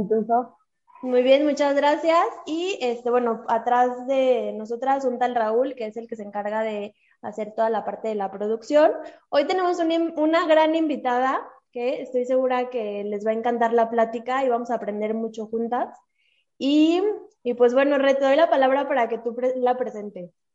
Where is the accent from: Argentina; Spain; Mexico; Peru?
Mexico; Somos mujeres mexicanas